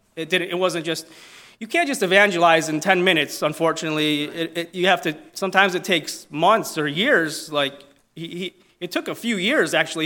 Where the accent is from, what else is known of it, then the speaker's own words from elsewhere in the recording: Italy; accent: Italian; my Italian accent